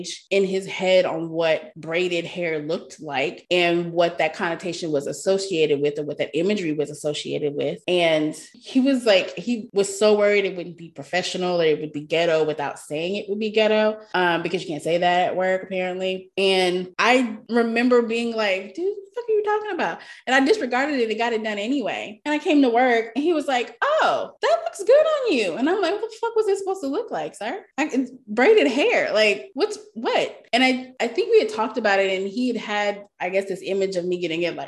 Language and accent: English; Texas, United States; I grew up in Texas. It's hot AF.